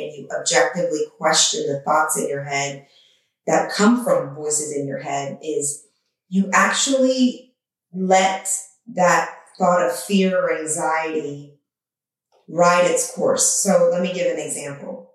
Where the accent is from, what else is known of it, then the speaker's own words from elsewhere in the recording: Iran; now in United States; grew up in a war-torn country at the time I was born in Iran